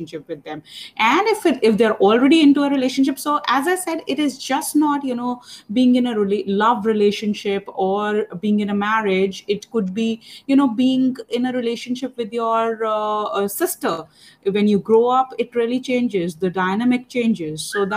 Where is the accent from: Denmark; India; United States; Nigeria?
India; I'm from India